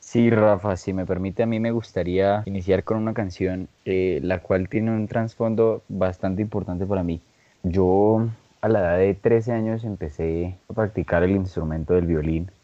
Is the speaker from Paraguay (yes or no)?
no; Boyacá, Colombia; todos aquí en este podcast somos boyacenses